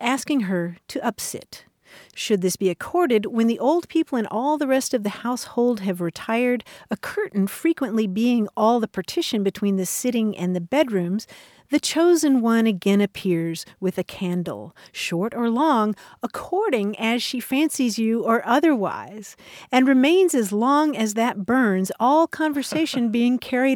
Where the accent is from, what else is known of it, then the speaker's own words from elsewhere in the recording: Kentucky, United States; moved away; growing up in Kentucky, I said seesaw